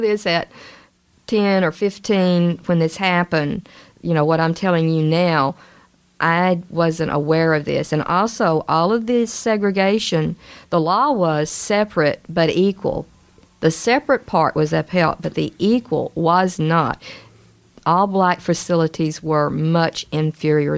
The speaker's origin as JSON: {"language": "English", "town": "Little Rock", "region": "Arkansas", "country": "United States", "tie": "born or raised there"}